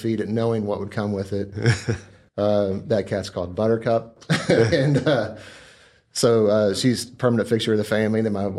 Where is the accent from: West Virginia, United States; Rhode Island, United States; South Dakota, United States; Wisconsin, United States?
West Virginia, United States; moved away as an adult; also born or lived in North Carolina; And moved to West Virginia at an infant age. Lived there until I went through college. Graduated there from, I guess I moved when I was 23 years old.